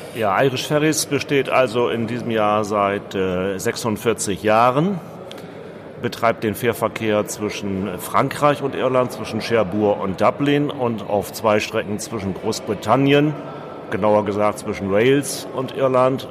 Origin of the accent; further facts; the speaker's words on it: Bremen, Germany; ich komme aus Bremen